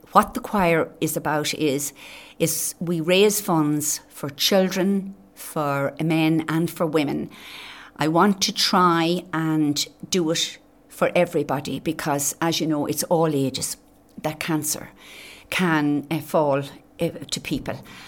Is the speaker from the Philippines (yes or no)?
no; Naas, Leinster, Ireland; now in Carragh, Ireland; Naas would be my hometown where I was born and reared